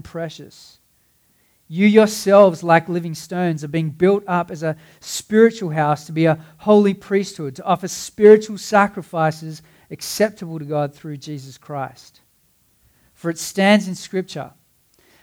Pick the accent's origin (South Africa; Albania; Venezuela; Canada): South Africa; Cape Town, Western Cape; I grew up in Cape Town